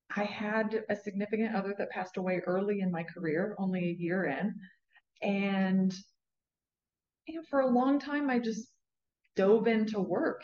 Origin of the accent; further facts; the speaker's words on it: Southwest Virginia, United States; moved away; also born or lived in Leesburg, Florida; I was born in Southwest Virginia in a very, very rural area in Appalachian Mountains